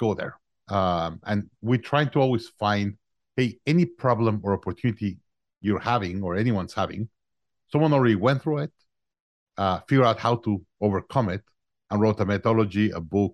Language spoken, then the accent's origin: English; Mexico City, Mexico; moved away as an adult; also born or lived in Monterrey, Mexico; now in Austin, United States; I'm originally from Mexico. I was born in Mexico, in Monterrey, Mexico. I grew up in Mexico City.